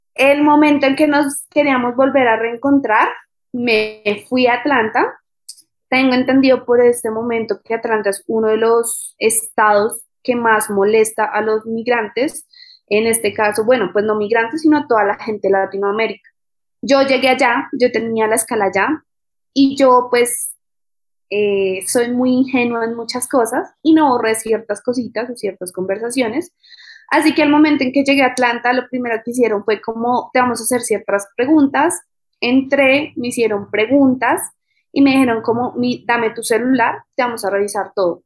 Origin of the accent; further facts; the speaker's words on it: Bogotá, Colombia; moved away as an adult; also born or lived in Australia / United States; soy de Bogotá, Colombia